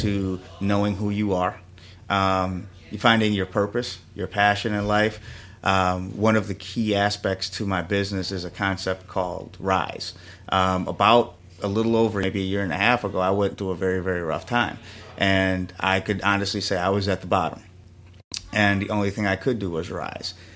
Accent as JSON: {"language": "English", "town": "Milwaukee", "region": "Wisconsin", "country": "United States", "tie": "born or raised there", "also_born_or_lived": "New York", "moved": "as an adult", "said": "I was born here in Milwaukee, Wisconsin, you know, and I reside on the, the north side of, uh, Milwaukee, and, uh, went to Marquette High here in town"}